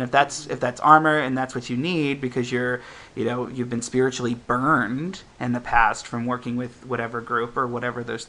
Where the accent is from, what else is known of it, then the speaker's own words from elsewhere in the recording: Midwest, United States; also born or lived in Ohio; now in San Francisco, United States; growing up in the Midwest